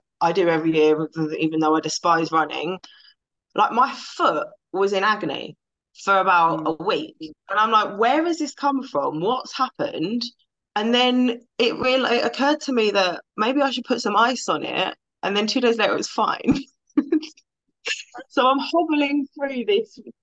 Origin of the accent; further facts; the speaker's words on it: London, United Kingdom; I'm from London